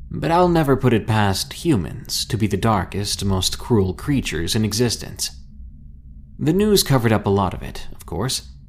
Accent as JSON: {"language": "English", "region": "Louisiana", "country": "United States", "tie": "born or raised there", "said": "I grew up in Louisiana, right on the outskirts of New Orleans."}